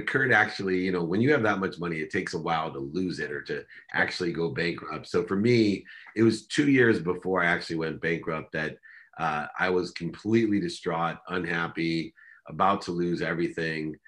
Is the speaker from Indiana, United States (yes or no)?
no; San Diego, California, United States; also born or lived in Akron, Ohio / Korea; When I moved from Akron, Ohio, with six kids and a single mom out to San Diego